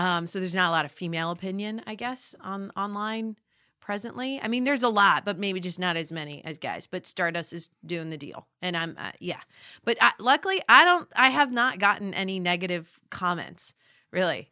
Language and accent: English; Las Vegas, Nevada, United States; born or raised there; moved away as an adult; also born or lived in Boulder, Colorado; now in Los Angeles, United States